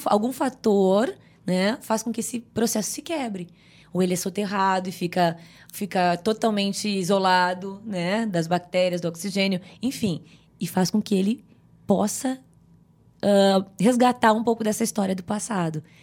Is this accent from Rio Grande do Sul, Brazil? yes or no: yes; Rio Grande do Sul, Brazil; moved away as an adult; also born or lived in Northeast Brazil; eu nasci num sítio pequeno no Rio Grande do Sul